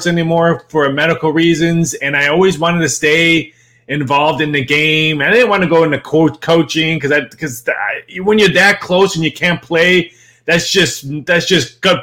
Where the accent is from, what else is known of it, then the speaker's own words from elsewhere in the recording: Chicago, Illinois, United States; now in Las Vegas, United States; Born and raised in Chicagoland area